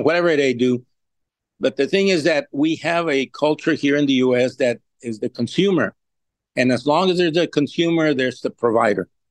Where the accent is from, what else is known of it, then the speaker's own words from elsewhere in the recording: Laredo, Texas, United States; I've been born and raised here and have been all my life here